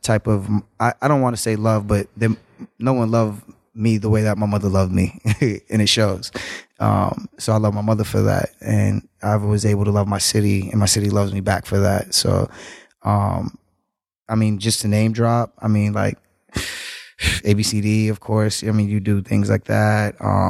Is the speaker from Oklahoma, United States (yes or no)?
no; Boston, Massachusetts, United States; I'm from Dorchester.